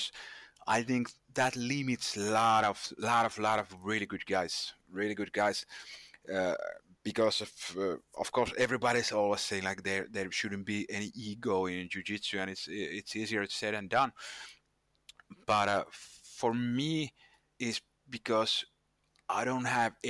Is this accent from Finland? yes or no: yes; Finland; I'm from Finland, and in Finland we obey the rules